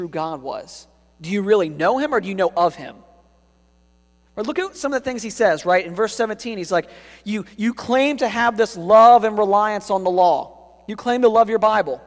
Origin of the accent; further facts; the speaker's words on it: United States; Americans in particular typically have great pride for our country and our national heritage